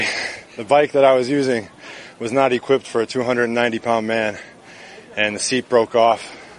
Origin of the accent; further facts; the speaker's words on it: Wisconsin, United States; Growing up here, I know how special it is to get to interact with a player from the Green Bay Packers as a kid growing up in Wisconsin.